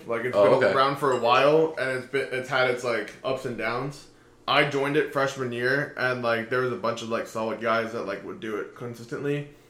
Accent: Oviedo, Florida, United States; moved away as an adult; I grew up over in Oviedo, which is over by UCF.

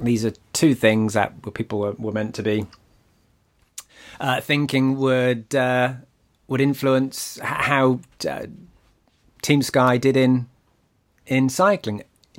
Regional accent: United Kingdom; I'm a Brit.

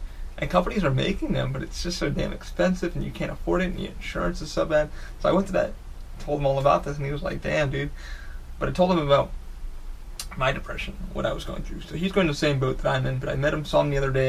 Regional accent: New York, United States; now in Orlando, United States; I grew up in New York, moved to Orlando

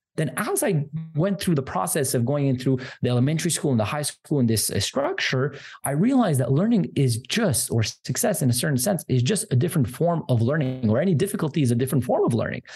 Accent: Montreal, Quebec, Canada; I'm from Canada

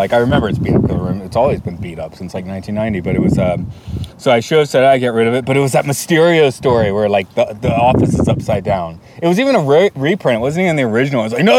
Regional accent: Deep South, United States; I'm from the Deep South. I'm from the part of the Deep South with people that don't talk like this all the time

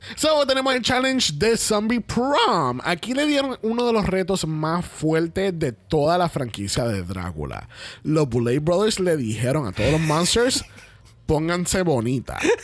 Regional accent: Puerto Rico; por más boricuas que somos, somos boricuas colonizados

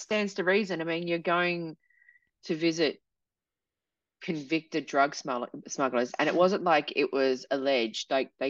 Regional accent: New South Wales, Australia; And I'm from New South Wales.

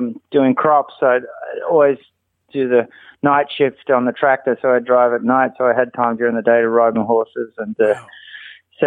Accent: Australia; now in United States; I was born and raised in Australia

